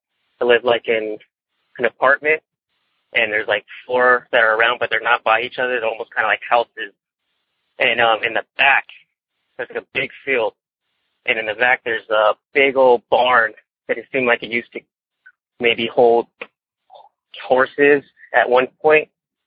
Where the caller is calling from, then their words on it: Mentone, California, United States; Well, I come from Mentone, California, kind of a little ways down from going up to Forest Falls and a road to get to Big Bear.